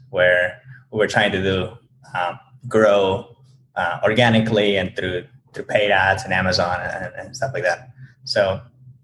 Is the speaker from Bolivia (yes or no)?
yes; Bolivia; moved away as an adult; now in United States; originally from Bolivia. I came to the U.S. a few years ago